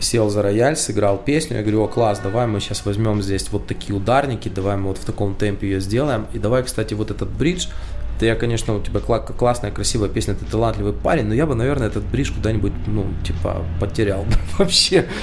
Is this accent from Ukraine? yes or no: yes; Ukraine; я украинец